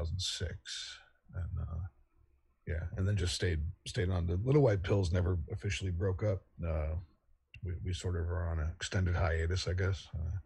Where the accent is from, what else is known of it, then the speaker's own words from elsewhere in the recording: Virginia, United States; also born or lived in Wise County, Virginia / South Carolina; now in North Carolina, United States; I'm from Virginia originally. I grew up between Northern Virginia and the southwestern corner of the state, Wise County, my family's from, and lived in South Carolina for a couple of years when I was a kid.